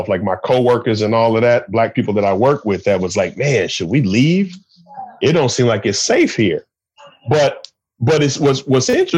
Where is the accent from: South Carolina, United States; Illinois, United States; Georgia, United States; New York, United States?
Illinois, United States; Chicago; moved away as an adult; now in Minneapolis, United States; I'm from Chicago, but I live in Minneapolis now